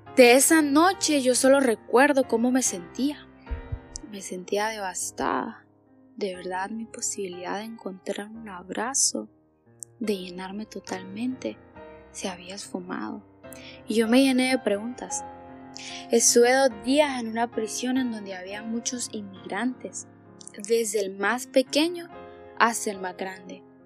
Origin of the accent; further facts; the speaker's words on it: Danlí, El Paraíso, Honduras; tengo 18 años y soy de Danlí